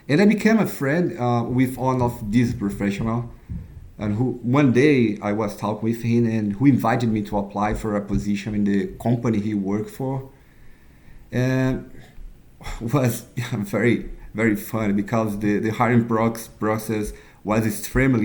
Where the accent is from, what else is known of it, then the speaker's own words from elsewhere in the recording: Brazil; I'm from Brazil